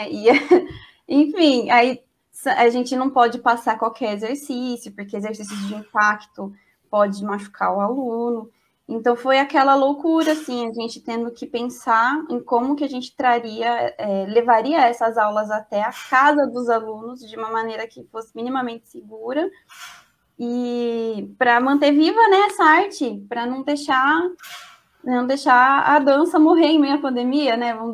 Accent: Campinas, São Paulo, Brazil; mas eu sou de Campinas e aqui não é assim, né?

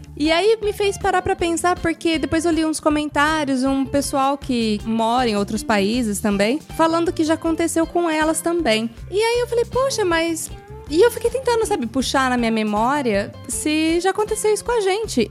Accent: Brazil; now in Italy; a gente, como brasileiro

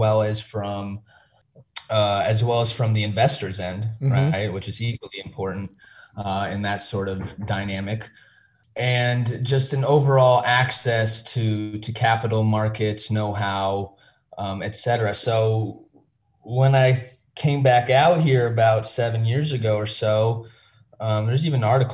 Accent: United States; moved away as an adult; now in Warsaw, Poland; I am American

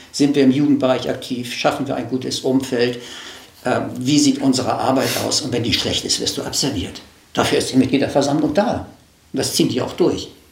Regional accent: Hamburg, Germany; moved away as an adult; now in Kiel, Germany; Ich bin in Hamburg aufgewachsen, aber seit meinem 18. Lebensjahr in dieser Stadt

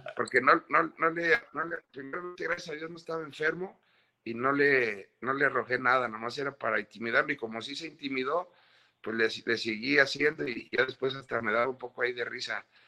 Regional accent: Mexico; somos los mexicanos

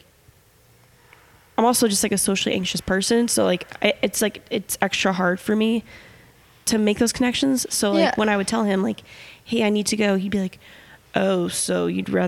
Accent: Midwest, United States; now in Los Angeles, United States; I'm from the Midwest

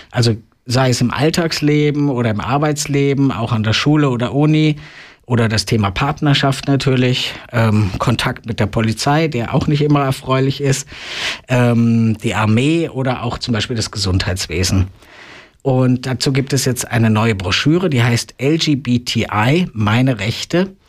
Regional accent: Germany; born there; ich muss es ja selber als gebürtiger Deutscher sagen, das ist ein Trauerspiel mit dem 40 Jahre alten und völlig veralteten deutschen transsexuellen Gesetz.

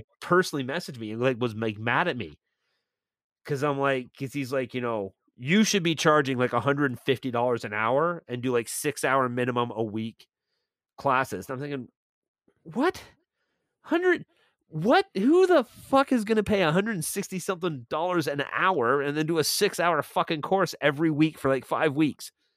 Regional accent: Milton, Ontario, Canada; moved away as an adult; now in St. Catharines, Canada; my hometown of Milton

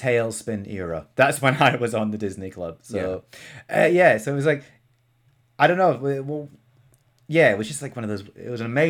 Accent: Scotland, United Kingdom; now in England; I'm Scottish, mate. Yeah, I know. I don't sound it.

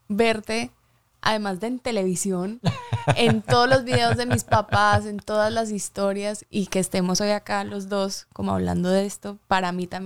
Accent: Medellín, Antioquia, Colombia; also born or lived in United States; Pues crecí, o sea, a los siete nos fuimos de Estados Unidos

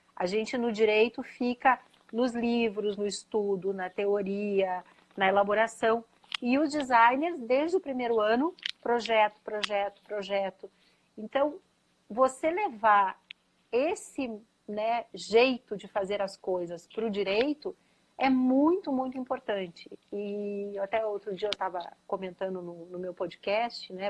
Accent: Curitiba, Paraná, Brazil; moved away as an adult; also born or lived in São Paulo; eu sou curitibana, né? Filha da PUC Paraná

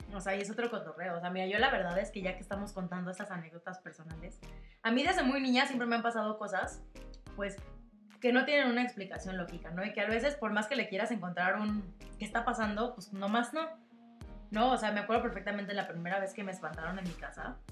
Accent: Mexico; nosotros que tenemos esta costumbre como mexicanos del 2 de, del de noviembre

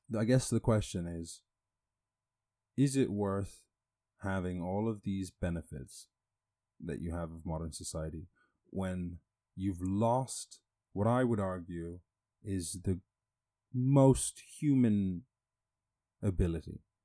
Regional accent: Ireland; growing up in Ireland

